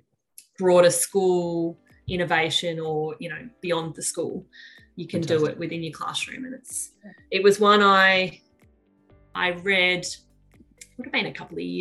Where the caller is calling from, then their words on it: Tumut, New South Wales, Australia; I'm phoning in from New South Wales at the base of the Snowy Mountains in a little town called Tumut